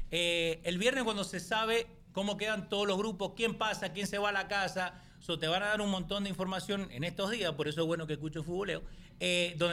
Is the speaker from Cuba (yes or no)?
no; Argentina; yo soy de Argentina y de Boca, chao.